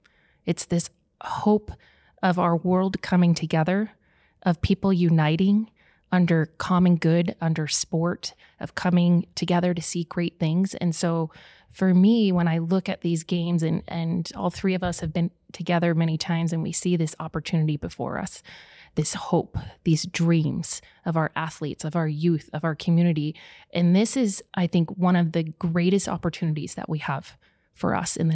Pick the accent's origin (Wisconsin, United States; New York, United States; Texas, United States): Wisconsin, United States; Milwaukee; Yeah, so I grew up in Milwaukee, Wisconsin, which was kind of a hotbed for ice sports.